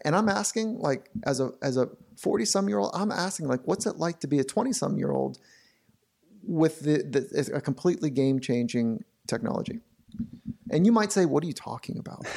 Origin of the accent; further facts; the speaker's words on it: Southern California, United States; I grew up here in Southern California surfing